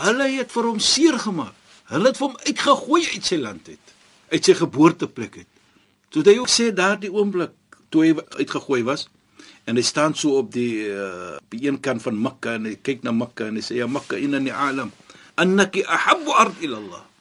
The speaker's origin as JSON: {"language": "Afrikaans", "country": "South Africa", "said": "as 'n suid-afrikaner"}